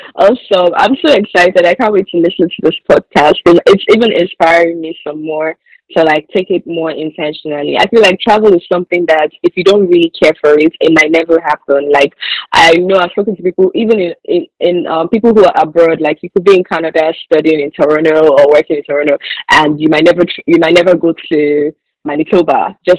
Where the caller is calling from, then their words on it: Nigeria; we're saying abroad because we're all speaking from Nigeria currently.